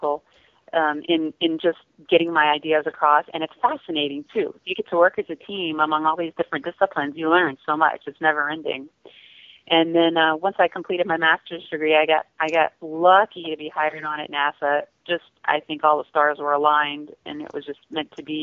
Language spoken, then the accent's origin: English; Louisiana, United States; I grew up in Louisiana.